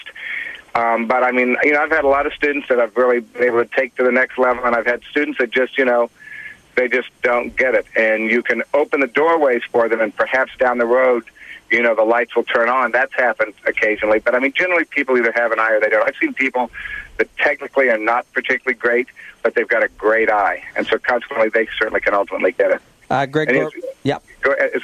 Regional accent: Kansas, United States; A good buddy of mine I grew up with in Kansas

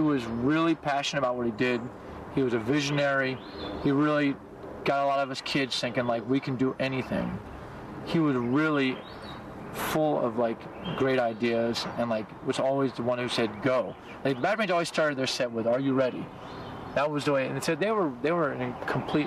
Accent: Washington, District of Columbia, United States; I'm from Washington, D.C.

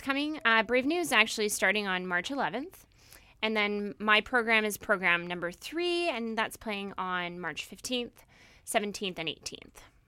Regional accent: Victoria, British Columbia, Canada; moved away as an adult; also born or lived in Toronto / Vancouver / Syracuse, New York; I actually grew up in Victoria, and I'm from the island

